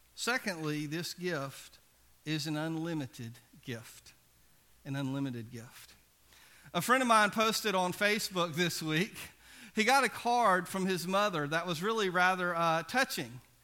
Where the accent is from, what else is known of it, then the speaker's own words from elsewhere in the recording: Biloxi, Mississippi, United States; I grew up in Biloxi